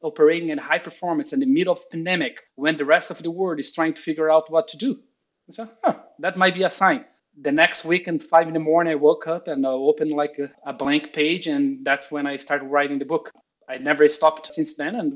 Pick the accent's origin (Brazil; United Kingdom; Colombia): Brazil; English is a second language; moved away as an adult; also born or lived in New York, United States; now in Austin, United States; I'm originally from Brazil, so it's better that I say that up front, as you're going to be realizing my accent.